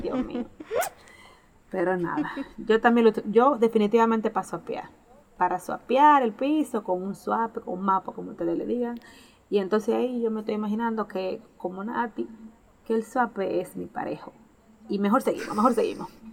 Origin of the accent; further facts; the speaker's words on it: San Pedro de Macorís, Dominican Republic; first language Spanish; Nosotros venimos de San Pedro de Macorís, un pueblo de República Dominicana